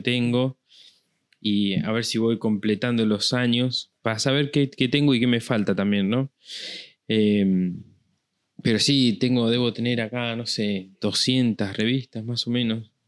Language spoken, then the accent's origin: Spanish; La Pampa, Argentina; zona de donde soy yo, ahí en La Pampa